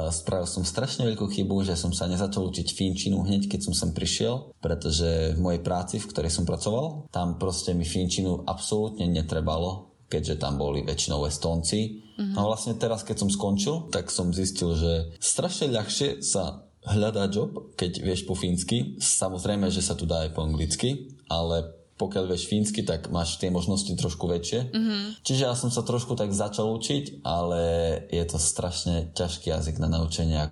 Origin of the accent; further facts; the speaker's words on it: Humenné, Prešov Region, Slovakia; now in Finland; Ja som z Umeného, ja mám ďaleko od Maďarska.